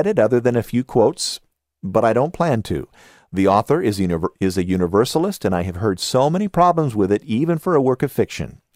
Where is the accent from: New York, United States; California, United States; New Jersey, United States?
California, United States; Southern; accent: Southern California; my Southern California accent